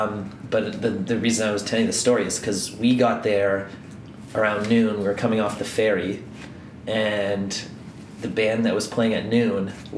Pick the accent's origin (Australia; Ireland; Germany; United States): Ireland; being Irish